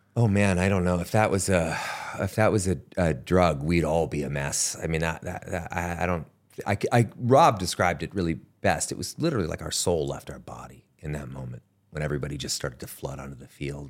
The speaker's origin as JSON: {"language": "English", "country": "Canada", "tie": "born or raised there", "moved": "yes", "said": "where I grew up in Canada"}